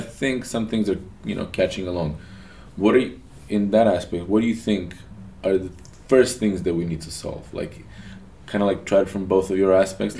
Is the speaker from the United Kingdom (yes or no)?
no; Novi Sad, Vojvodina, Serbia; That's my hometown